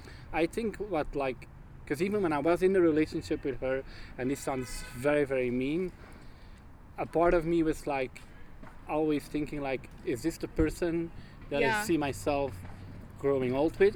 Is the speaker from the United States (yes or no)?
no; Belgium; moved away as an adult; now in Montreal, Canada; I live in Montreal. I'm originally from Belgium, but I've been living in Canada for 8 years.